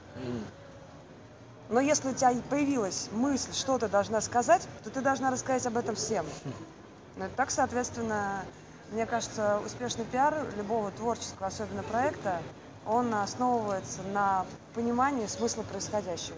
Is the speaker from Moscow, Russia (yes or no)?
no; Saint Petersburg, Russia; Работала пролетариат настоящий, как надо, питерский такой, коренной